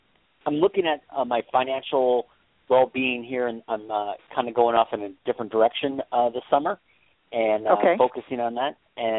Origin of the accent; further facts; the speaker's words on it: Scottsdale, Arizona, United States; I'm from Scottsdale.